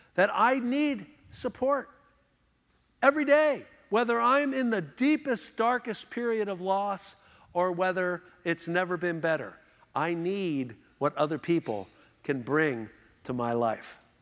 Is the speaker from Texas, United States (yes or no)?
no; Philadelphia, Pennsylvania, United States; now in Houston, United States; we grew up here in Philadelphia.